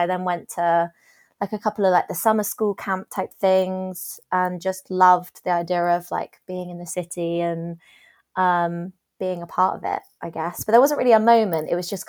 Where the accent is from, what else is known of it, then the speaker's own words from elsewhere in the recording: South West England, United Kingdom; because I'm from Dorset